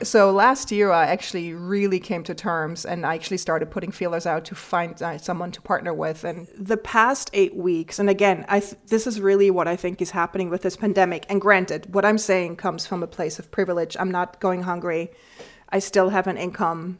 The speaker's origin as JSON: {"language": "English", "country": "Switzerland", "tie": "born or raised there", "moved": "as an adult", "lives_now": "New York, United States", "said": "I grew up in the Swiss countryside and I moved to New York 20 years ago"}